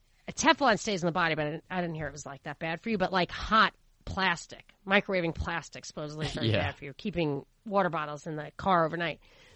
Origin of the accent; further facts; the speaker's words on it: New York, United States; the ground zero for some of this stuff is where I grew up in New York.